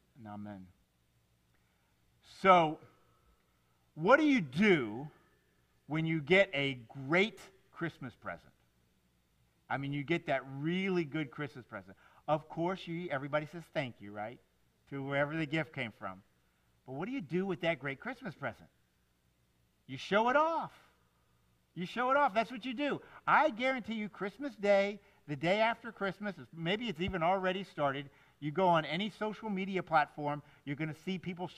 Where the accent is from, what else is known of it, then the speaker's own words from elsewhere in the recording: Miami, Florida, United States; I grew up in Miami in the 70s